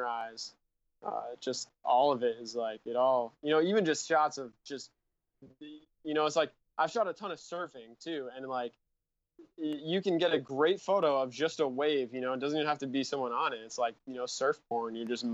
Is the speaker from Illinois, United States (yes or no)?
no; Rhode Island, United States; moved away as an adult; now in San Diego, United States; I grew up in Rhode Island and started shooting there, and I grew up on a lake